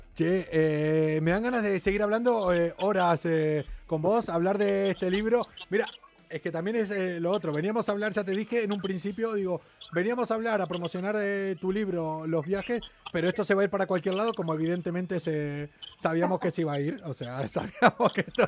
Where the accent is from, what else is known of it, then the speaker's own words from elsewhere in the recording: Argentina; now in Spain; soy argentino